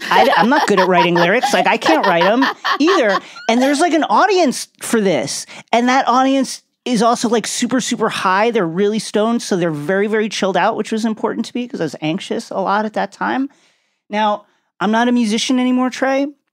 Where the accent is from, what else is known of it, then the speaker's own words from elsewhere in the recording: Long Island, New York, United States; moved away as an adult; also born or lived in Brooklyn, New York; now in Los Angeles, United States; growing up in New York, I'm born and raised